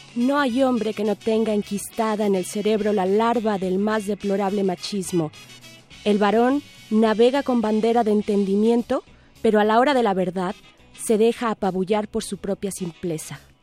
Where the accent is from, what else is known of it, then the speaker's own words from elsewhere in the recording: Mexico; el elote eh, nos representa como mexicanos